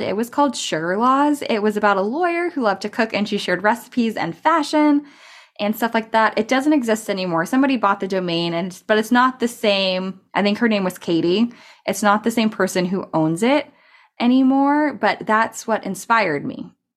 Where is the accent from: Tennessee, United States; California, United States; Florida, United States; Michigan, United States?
California, United States; also born or lived in Colorado; I'm from California, and I started a community college here